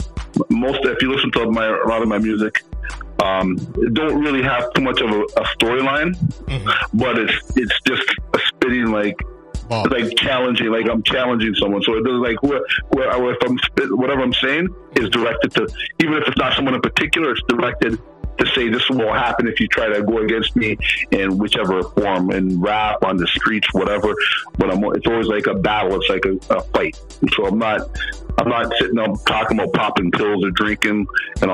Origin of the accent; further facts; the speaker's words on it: New York City, New York, United States; also born or lived in Toronto / Montreal; now in Canada; I was raised in the Bronx